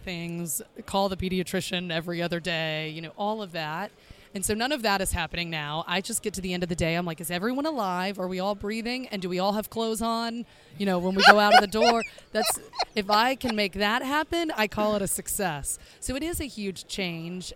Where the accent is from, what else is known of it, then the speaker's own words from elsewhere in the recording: the South, United States; also born or lived in Chicago; now in Miami, United States; we are from the South, my husband's from the South as well, Alabama and Mississippi